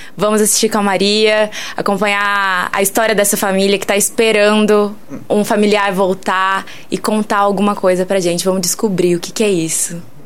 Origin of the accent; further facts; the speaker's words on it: interior of São Paulo, Brazil; moved away as an adult; now in São João del-Rei, Brazil; eu venho do interior de São Paulo e aí lá eu atuava num grupo de, desde assim de criança